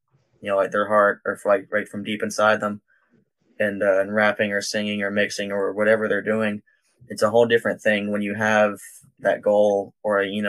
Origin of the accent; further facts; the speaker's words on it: Georgia, United States; also born or lived in Sharpsburg, Georgia / Atlanta, Georgia; I was born in Georgia